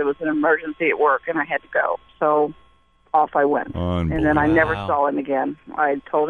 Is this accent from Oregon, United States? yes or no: no; Cincinnati, Ohio, United States; I'm from Cincinnati